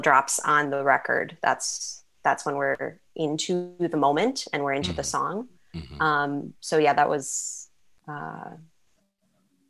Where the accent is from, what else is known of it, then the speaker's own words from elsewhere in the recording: Sheboygan, Wisconsin, United States; moved away; I wrote a feature script that's set in my hometown of Sheboygan.